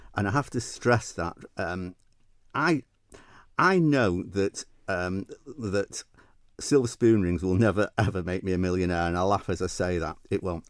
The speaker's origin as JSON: {"language": "English", "town": "Manchester", "region": "North West England", "country": "United Kingdom", "accent": "northern Mancunian", "moved": "as an adult", "lives_now": "Isle of Man", "said": "I was in the U K, as you can tell by my, my northern Mancunian accent."}